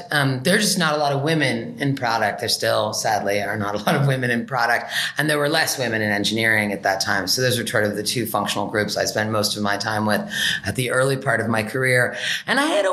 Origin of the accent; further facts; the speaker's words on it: Berkeley, California, United States; I grew up in Berkeley